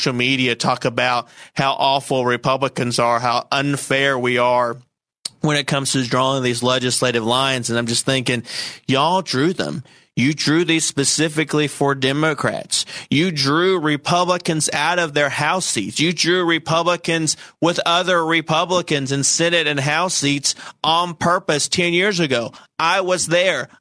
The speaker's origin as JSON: {"language": "English", "area": "Saline County", "region": "Arkansas", "country": "United States", "said": "I'm from Saline County"}